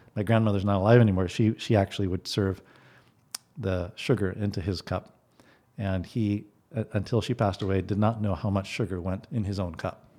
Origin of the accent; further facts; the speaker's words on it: Guatemala; now in Bellingham, United States; I grew up in Guatemala